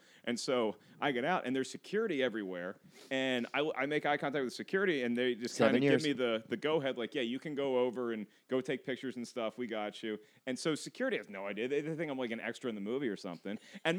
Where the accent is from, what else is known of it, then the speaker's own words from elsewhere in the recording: Williamsburg, Virginia, United States; I got the phone call from my hometown newspaper, the Daily Press, was doing a story on The Force Awakens, and somebody had seen that picture and knew I was from Williamsburg, Virginia somehow.